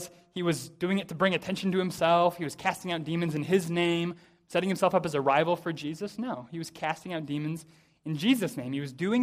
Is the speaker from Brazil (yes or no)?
no; United States; I say this as an American, pretty typically American